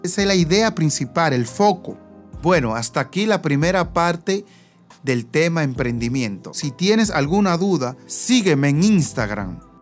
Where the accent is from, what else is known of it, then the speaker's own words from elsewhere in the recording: Higüey, La Altagracia, Dominican Republic; me voy a quedar en mi pueblo